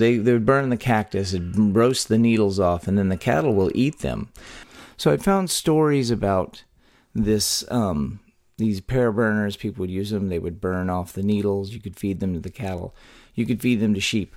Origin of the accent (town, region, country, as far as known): Texas, United States; born or raised there